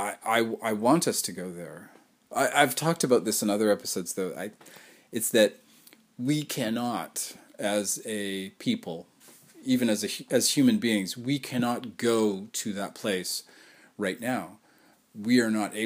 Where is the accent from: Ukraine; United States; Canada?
Canada; I am a Canadian